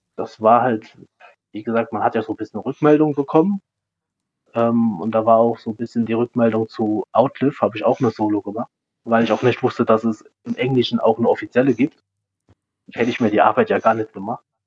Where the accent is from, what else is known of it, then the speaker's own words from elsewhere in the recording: Saarland, Germany; als Saarländer